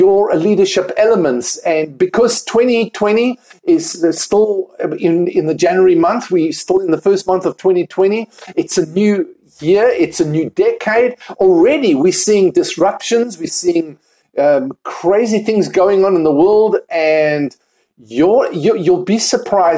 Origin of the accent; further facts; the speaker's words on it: Cape Town, Western Cape, South Africa; moved away as an adult; also born or lived in United Kingdom; now in Pennsylvania, United States; I am originally from South Africa, Cape Town, South Africa, and moved to the United Kingdom about 10 years ago